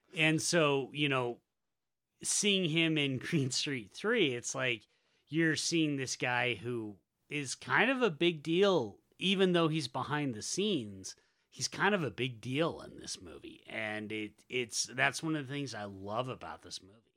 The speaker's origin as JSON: {"language": "English", "region": "Utah", "country": "United States", "also_born_or_lived": "Southern United States", "accent": "Utah", "said": "there's a big difference between my Utah accent and if I slide back into uh, the accent that I affected when I was living in the South"}